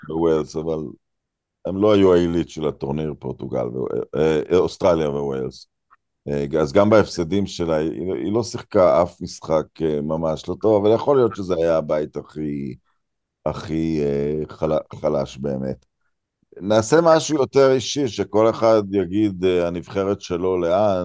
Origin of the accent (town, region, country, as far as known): Israel